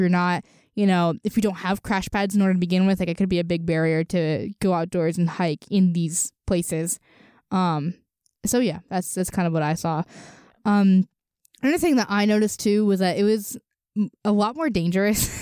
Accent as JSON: {"language": "English", "country": "Venezuela", "moved": "yes", "lives_now": "State College, United States", "said": "I'm from Venezuela"}